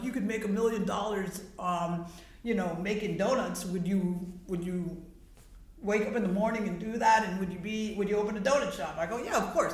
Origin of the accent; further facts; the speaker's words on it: South Florida, United States; also born or lived in Wilton Manors; Wilton Manors is not my hometown, but. South Florida is.